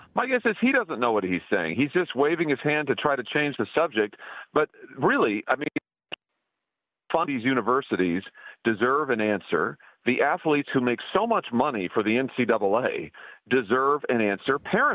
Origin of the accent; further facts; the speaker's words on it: Missouri, United States; my home state of Missouri